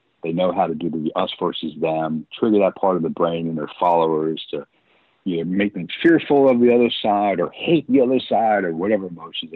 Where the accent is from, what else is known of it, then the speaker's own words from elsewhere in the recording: United States; as an American